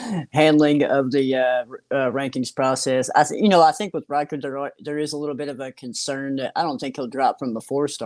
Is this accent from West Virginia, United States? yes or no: no; Kentucky, United States; I'm from Kentucky